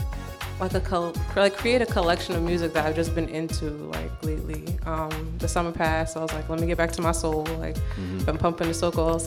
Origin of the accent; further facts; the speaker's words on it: Long Island, New York, United States; also born or lived in Brooklyn, New York; I'm from Long Island. Born in Brooklyn. 92.